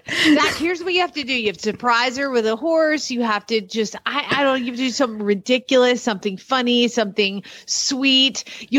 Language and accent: English; Atlanta, Georgia, United States; also born or lived in Kentucky; now in Norman, United States; I grew up in Atlanta and it was only hunter jumpers.